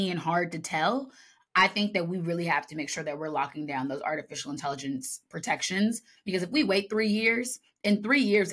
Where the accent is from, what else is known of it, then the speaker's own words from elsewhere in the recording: Washington, District of Columbia, United States; the theater where I took my first conservatory style acting class in my hometown.